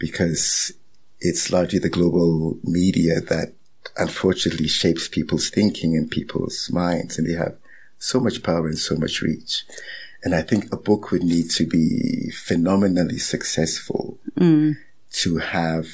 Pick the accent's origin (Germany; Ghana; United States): Ghana; also born or lived in Nigeria; now in South Africa; growing up in West Africa